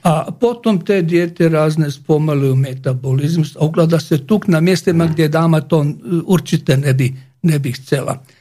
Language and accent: Slovak; Croatia; Slovak is a second language; now in Slovakia; u nás v Chorvátsku